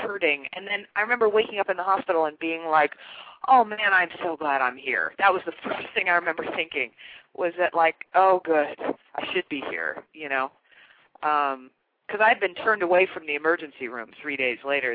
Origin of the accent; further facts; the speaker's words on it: Chicago, Illinois, United States; also born or lived in Kansas; I grew up in Chicago, but there's a real Midwestern flavor to my roots and my upbringing